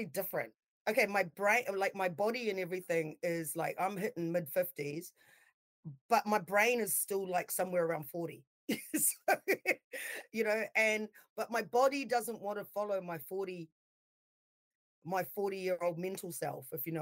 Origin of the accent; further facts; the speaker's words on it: Auckland, New Zealand; moved away as an adult; also born or lived in Hunterville / Palmerston North / Grey Lynn; now in Wellington, New Zealand; I grew up in New Zealand